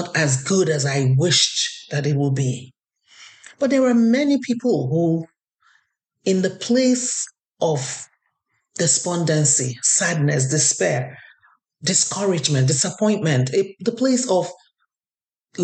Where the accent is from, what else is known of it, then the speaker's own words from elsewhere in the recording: Nigeria; now in Canada; I'm Nigerian Canadian